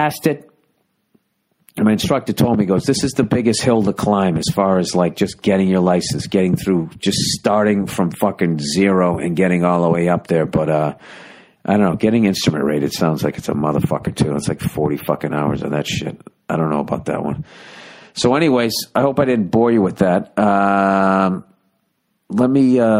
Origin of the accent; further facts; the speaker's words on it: United States; I'm American